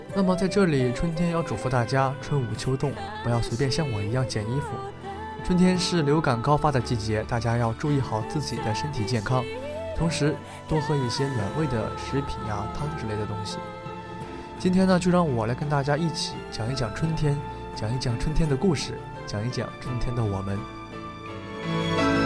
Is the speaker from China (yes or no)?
yes; northern China, China; 可能我是北方人